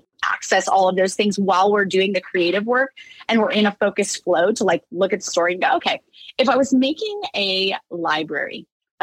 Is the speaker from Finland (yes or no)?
no; Orange, California, United States; my hometown, Orange, California